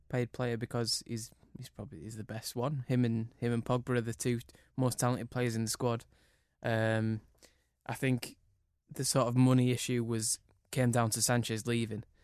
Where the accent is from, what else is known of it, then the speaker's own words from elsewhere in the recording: Cumbria, North West England, United Kingdom; I grew up in Cumbria